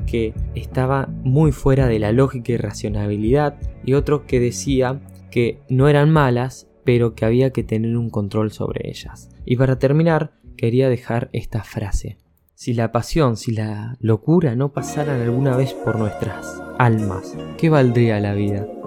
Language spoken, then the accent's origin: Spanish; Argentina; la cultura argentina, incluso en mi país